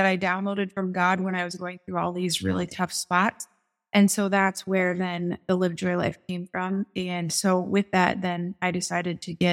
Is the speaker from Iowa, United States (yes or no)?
yes; Des Moines, Iowa, United States; I'm from Des Moines, Iowa